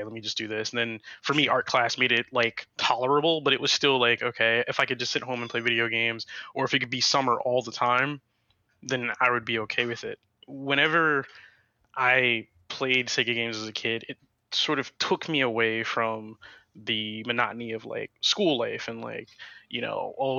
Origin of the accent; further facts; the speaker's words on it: near Ocean City, Maryland, United States; I used to live near, I was born near Ocean City, and the boardwalks on the beach were literally like arcades going down the block